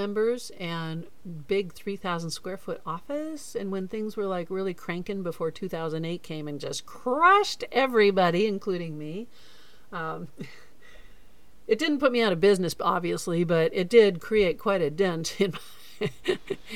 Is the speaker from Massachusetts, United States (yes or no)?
no; Florida, United States; also born or lived in Newport Beach, California / Boulder, Colorado; now in Hawaii, United States; I grew up in Florida